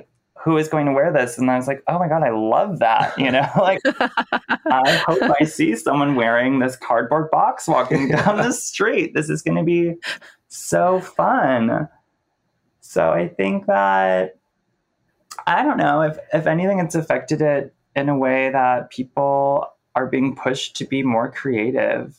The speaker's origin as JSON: {"language": "English", "town": "Cleveland", "region": "Ohio", "country": "United States", "also_born_or_lived": "San Francisco / Oakland", "moved": "yes", "lives_now": "New York City, United States", "said": "Cleveland, which is where I'm from"}